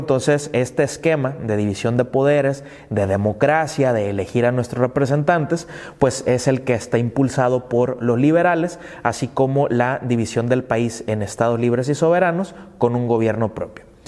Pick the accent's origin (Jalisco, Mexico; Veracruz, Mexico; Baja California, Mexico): Baja California, Mexico; somos de Baja California, como es mi caso